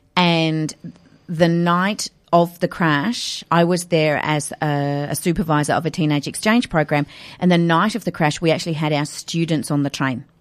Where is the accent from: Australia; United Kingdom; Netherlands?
Australia; Adelaide, South Australia; moved away as an adult; also born or lived in Kenya; I was born and raised in Adelaide